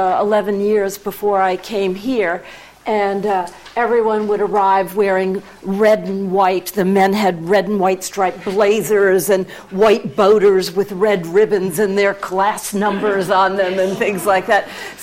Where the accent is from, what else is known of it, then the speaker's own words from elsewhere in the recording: United States; accent: American; moved away as an adult; also born or lived in Ithaca, New York; now in Oxford, United Kingdom; And as you can hear from my accent, I'm the first American, first non-Brit, and I also happen to be the first woman.